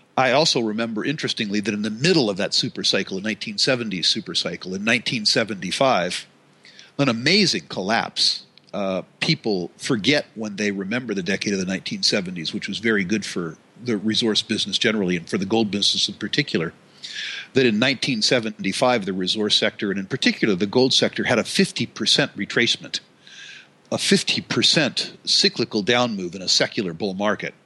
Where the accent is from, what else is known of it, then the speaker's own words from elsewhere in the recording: United States; I'm an American